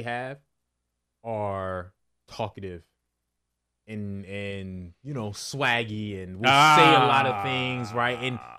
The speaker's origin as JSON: {"language": "English", "region": "New Jersey", "country": "United States", "said": "Listen, I'm from North Jersey, so obviously I'm from the 10 minutes outside of Manhattan."}